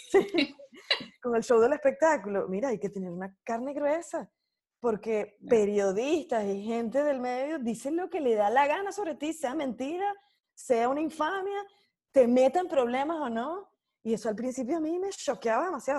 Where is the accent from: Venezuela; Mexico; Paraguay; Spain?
Venezuela; moved away as an adult; mi casa, el lugar donde yo nací